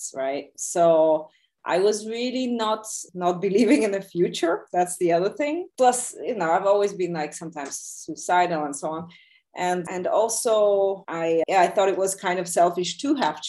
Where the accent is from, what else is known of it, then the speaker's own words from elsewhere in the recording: Bulgaria; moved away; also born or lived in Soviet Union / New York; I grew up mostly like in Bulgaria. I was also in the Soviet Union a bit, but in Bulgaria.